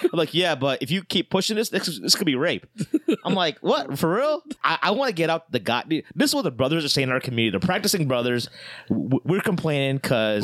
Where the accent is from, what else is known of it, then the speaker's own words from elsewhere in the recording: Ohio, United States; now in Chicago, United States; me growing up in Ohio